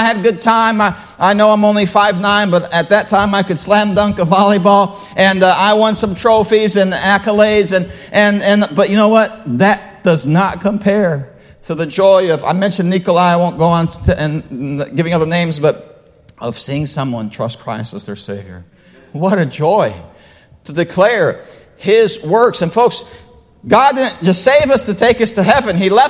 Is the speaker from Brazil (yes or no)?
yes; Brazil; well, I grew up in Brazil. They eat rice and beans every day, all right?